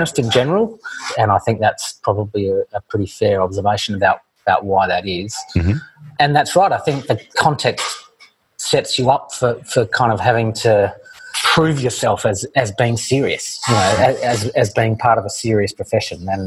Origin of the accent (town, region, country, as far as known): Australia; born or raised there